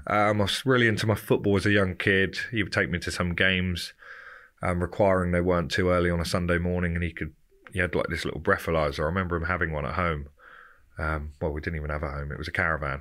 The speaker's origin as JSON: {"language": "English", "town": "Romsey", "region": "South East England", "country": "United Kingdom", "tie": "born or raised there", "said": "I grew up in Southampton, a little place called Romsey"}